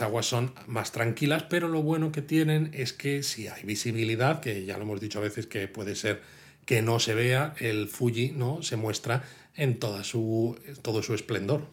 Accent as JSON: {"language": "Spanish", "town": "Madrid", "region": "Community of Madrid", "country": "Spain", "said": "yo soy de Madrid"}